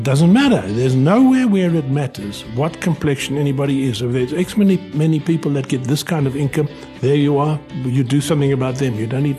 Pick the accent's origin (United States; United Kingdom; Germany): United Kingdom; born there; moved away; I was born in Britain. I was born in the coldest winter of the 20th century in Britain.